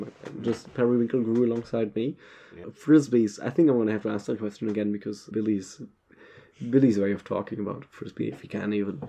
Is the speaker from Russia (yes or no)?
no; East Germany, Germany; But I'm from East Germany